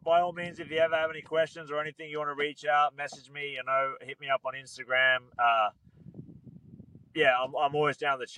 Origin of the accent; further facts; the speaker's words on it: Australia; It was my hometown.